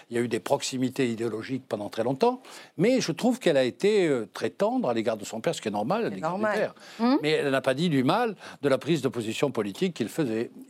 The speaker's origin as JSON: {"language": "French", "area": "Breton", "region": "Brittany", "country": "France", "said": "je suis breton"}